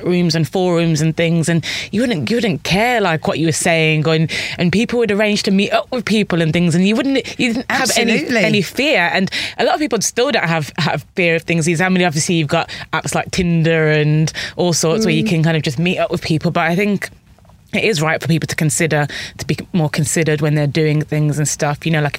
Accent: Birmingham, West Midlands, United Kingdom; I am from Birmingham. Sorry. Guys, not everybody from Birmingham is like that.

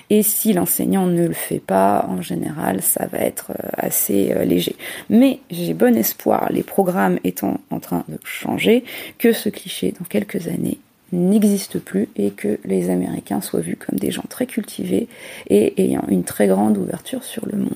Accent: France; now in United States; que je connais bien puisque je suis française et euh, des politiques européennes qui sont complètement différentes à ce qu'on peut vivre ici euh, aux États-Unis.

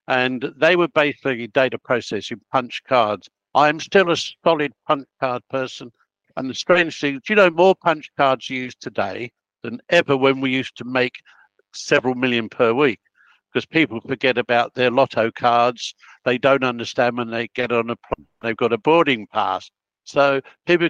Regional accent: Melbourne, Victoria, Australia; I can't say I'm Italian because I was born in Melbourne

